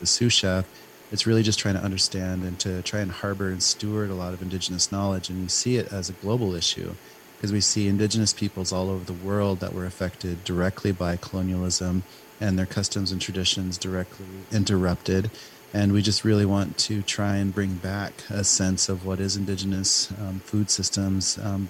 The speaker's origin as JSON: {"language": "English", "town": "Pine Ridge", "region": "South Dakota", "country": "United States", "tie": "born or raised there", "moved": "yes", "lives_now": "Minneapolis, United States", "said": "I'm a chef. I'm in Minneapolis, and I grew up on Pine Ridge."}